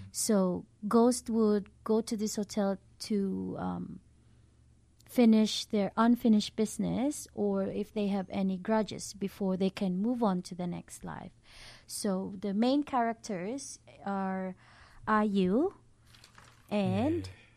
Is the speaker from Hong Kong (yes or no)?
no; Philippines; moved away as an adult; also born or lived in Auckland, New Zealand; now in Dunedin, New Zealand; 나는 필리핀 사람이에요. I am from the Philippines and I moved here in Dunedin um, on 2019.